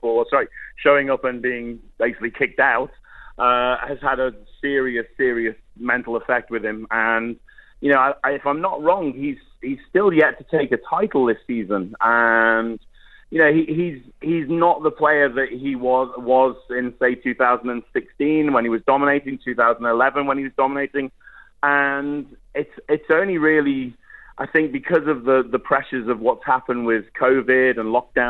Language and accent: English; United Kingdom; I'm a Brit.